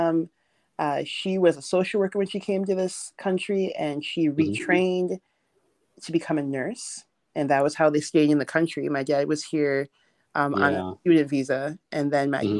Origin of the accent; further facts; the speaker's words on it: Milwaukee, Wisconsin, United States; I grew up in Milwaukee, Wisconsin. I was born in the U.S.